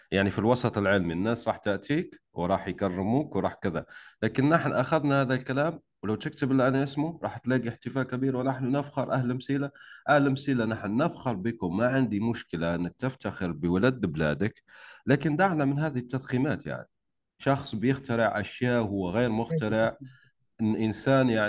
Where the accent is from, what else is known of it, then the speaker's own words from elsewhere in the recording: Algeria; انا وانت جزائري على فكره تعرف لو لو ما كنت جزائري مش راح احكي معك هذا الكلام